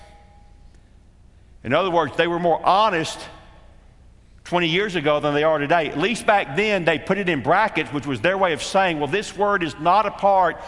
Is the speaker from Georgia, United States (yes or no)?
yes; Atlanta, Georgia, United States; as a little boy in a church growing up in Atlanta, Georgia